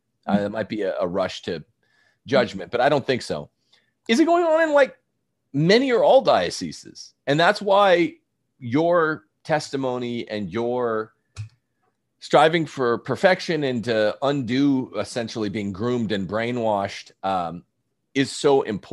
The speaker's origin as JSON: {"language": "English", "town": "Bakersfield", "region": "California", "country": "United States", "tie": "born or raised there", "also_born_or_lived": "Rome / San Diego", "moved": "yes", "said": "we went right from Rome to brief stint in my hometown Bakersfield, and then I went, you know, for 3 years to law school in San Diego"}